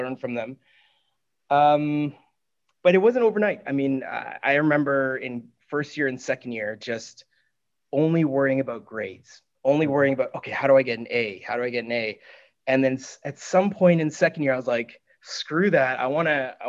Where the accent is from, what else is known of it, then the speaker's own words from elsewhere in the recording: Canada; I'm born Canadian, but you know, my parents are from Hong Kong